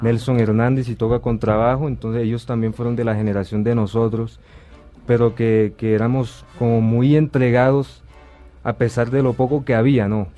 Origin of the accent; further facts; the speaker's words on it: Sincelejo, Sucre, Colombia; yo eh, pues nací en Cincelejo, Sucre